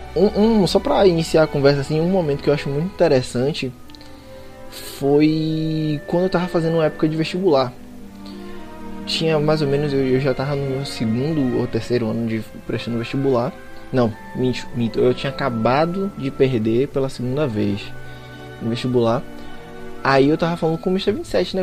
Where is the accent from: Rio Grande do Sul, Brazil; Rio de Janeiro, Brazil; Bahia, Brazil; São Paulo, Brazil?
Bahia, Brazil; eu sou baiano